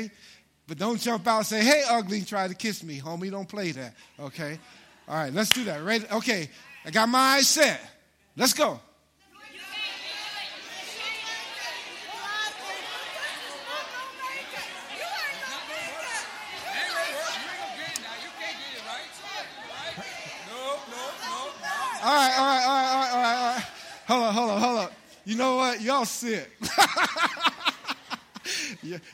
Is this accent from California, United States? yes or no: no; New York City, New York, United States; I grew up in Harlem, New York.